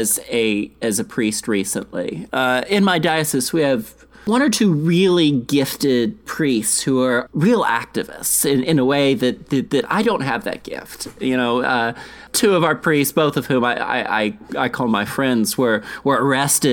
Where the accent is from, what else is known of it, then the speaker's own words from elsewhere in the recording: South Carolina, United States; moved away; I grew up in South Carolina, and I grew up in a place where racism, whether directly or indirectly, was implicit in the culture